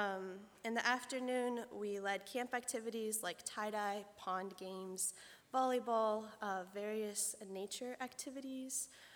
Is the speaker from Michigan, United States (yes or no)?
no; Millersburg, Ohio, United States; I'm from Millersburg, Ohio